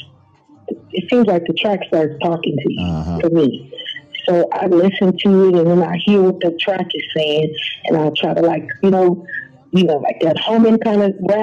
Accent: West Coast, United States; we're from the West Coast

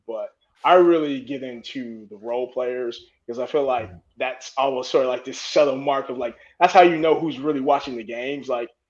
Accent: Gary, Indiana, United States; I grew up here in America. I'm from a medium small city called Gary, Indiana, which is like 30 miles outside of downtown Chicago.

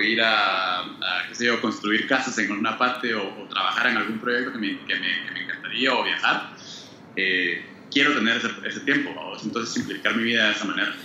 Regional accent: Guatemala; now in United States; yo soy de Guate, ¿va? Y mi familia todavía vive, en Guate

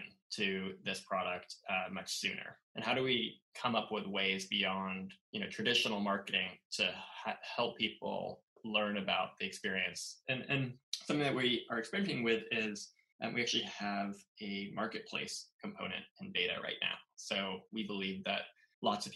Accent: Southern California, United States; also born or lived in Los Angeles / East Coast / San Francisco; now in San Francisco Bay Area, United States; I grew up in Southern California

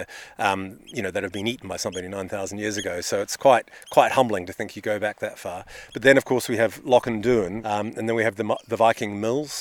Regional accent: New Zealand; now in United Kingdom; Well, I'm a New Zealander by birth. I moved to the UK many years ago.

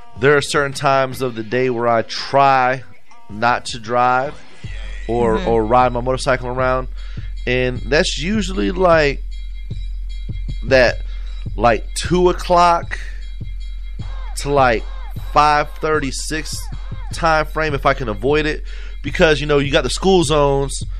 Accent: Florida, United States; I'm from Florida

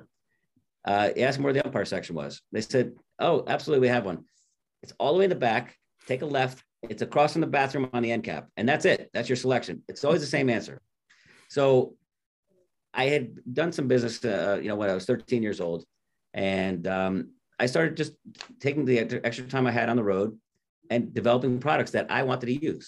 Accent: Orange, Connecticut, United States; born and raised in Connecticut, New Haven County, right outside New Haven, a little town called Orange

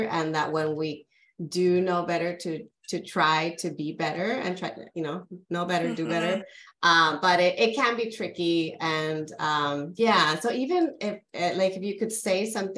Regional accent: California, United States; I'm originally from California

